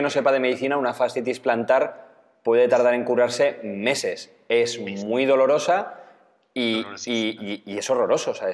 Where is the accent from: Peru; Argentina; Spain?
Spain; como decimos los españoles